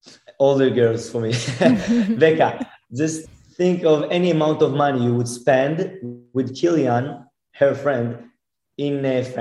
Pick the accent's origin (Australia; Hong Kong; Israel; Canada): Israel; I'm from Israel. And I'm the youngest mentalist in the world